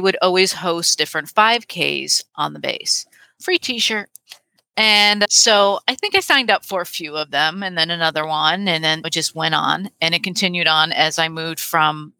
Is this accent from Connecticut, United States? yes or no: yes; Connecticut, United States; moved away as an adult; now in Huntsville, United States; I'm originally from Connecticut. That's where I grew up. And now I live in Huntsville, Alabama